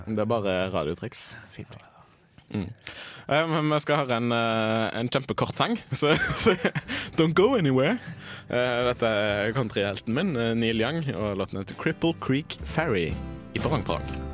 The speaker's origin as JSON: {"language": "Norwegian", "town": "Haugesund", "region": "Rogaland", "country": "Norway", "said": "jeg bruker havet på hjemme i Haugesund"}